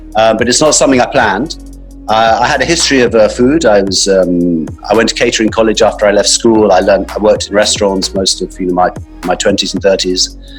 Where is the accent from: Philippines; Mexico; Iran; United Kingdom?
United Kingdom; England; also born or lived in Johannesburg, South Africa; now in London, United Kingdom; we came over, my family then moved back to England